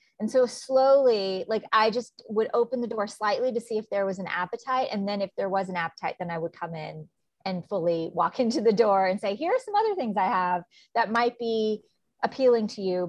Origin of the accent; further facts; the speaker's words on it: New York, United States; I'm from New York. So I did a lot of traveling back and forth.